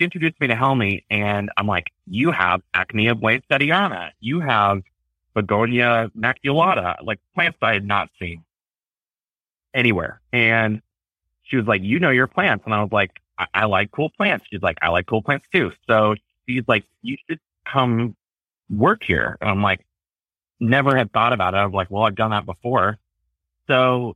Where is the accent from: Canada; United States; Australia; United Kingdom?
United States; Chillicothe; Chillicothe, where I grew up